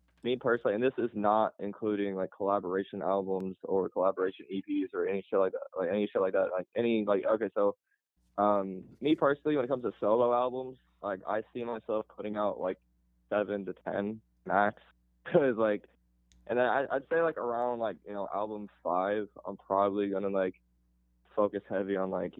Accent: Oklahoma, United States; I'm from Oklahoma

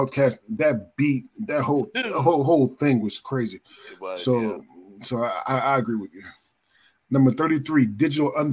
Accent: Philadelphia, Pennsylvania, United States; I'm born and raised in Philadelphia

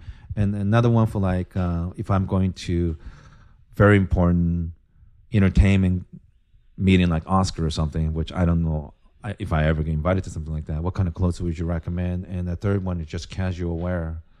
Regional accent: Japan; I think growing up in Japan, where even the food is presented in such a beautiful aesthetic ways

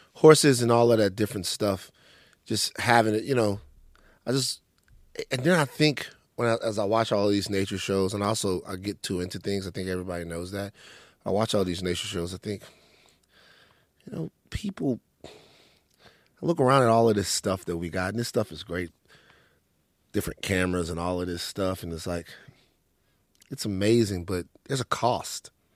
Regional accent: Maringouin, Louisiana, United States; also born or lived in Baton Rouge; now in Los Angeles, United States; growing up in Maringouin, growing up in Louisiana

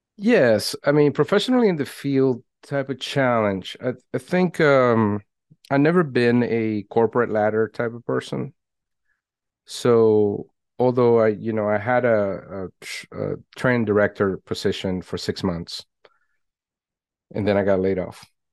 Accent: Venezuela; moved away; I was born in Venezuela, if we go way back

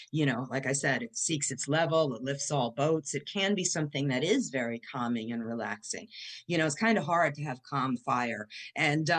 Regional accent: New York City, New York, United States; now in New Orleans, United States; I grew up in Bay Ridge, where, you know, the river goes out to the ocean

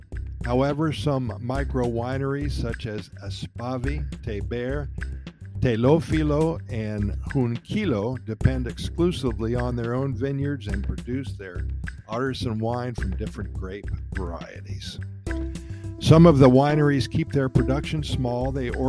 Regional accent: Ohio, United States; I'm from Ohio, and we even have a couple vineyards up in Lake Erie in the Put-In Bay.

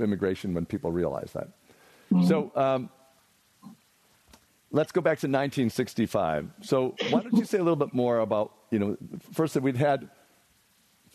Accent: Kenosha, Wisconsin, United States; I grew up in the Midwest in a town called Kenosha, Wisconsin

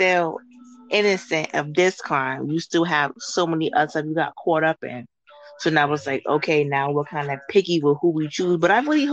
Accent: New Jersey, United States; I'm from Jersey. I hang around North, East Orange

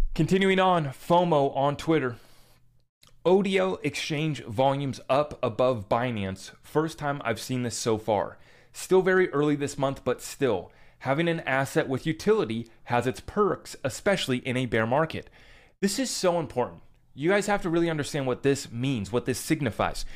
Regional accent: United States; as an American citizen

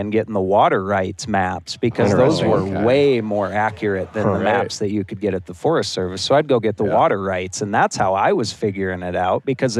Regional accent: Bozeman, Montana, United States; I was born and raised in Bozeman. I've been on every dirt road, at every trailhead, everything in there since I was little.

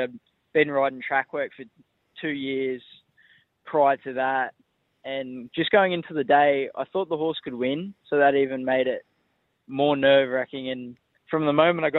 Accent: Grafton, New South Wales, Australia; now in Sydney, Australia; I grew up in Grafton. Family has a farm out at Coppenhurst, 20 Ks out of Grafton

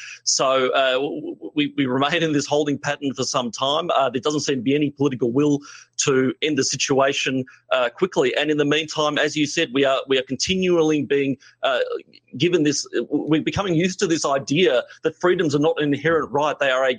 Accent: Victoria, Australia; my home state of Victoria

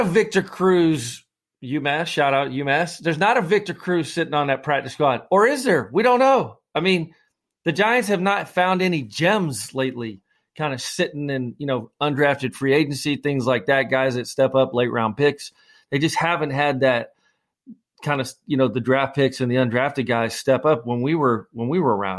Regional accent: Scotland, United Kingdom; I'm the Scotsman

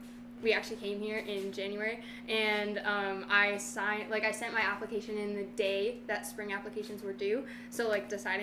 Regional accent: Marinette, Wisconsin, United States; So I'm from Marinette, Wisconsin. I actually have moved around like 13 times in my whole life. So I'd say I'm from Marinette because I've lived there probably the longest.

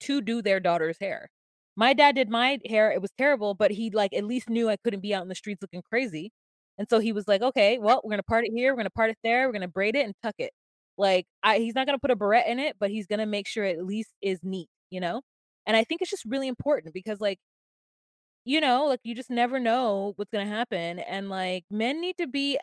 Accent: United States; I'm American Black and I'm American

